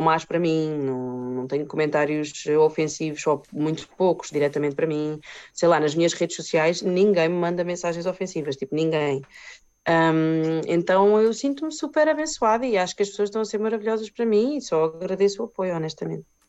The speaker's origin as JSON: {"language": "Portuguese", "country": "Portugal", "said": "eu sou portuguesa"}